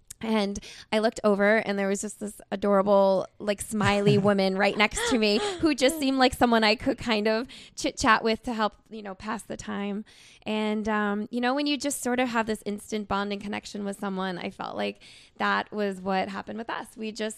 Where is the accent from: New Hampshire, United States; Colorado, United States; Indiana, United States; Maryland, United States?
New Hampshire, United States; from New Hampshire.